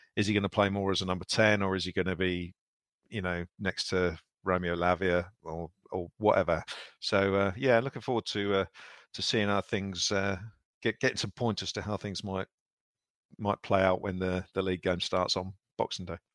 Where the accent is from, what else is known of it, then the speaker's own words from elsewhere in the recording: England, United Kingdom; we're English